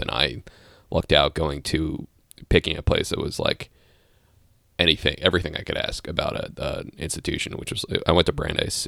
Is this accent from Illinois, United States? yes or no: no; Bethesda, Maryland, United States; moved away; I grew up in, uh, in the D C area, Bethesda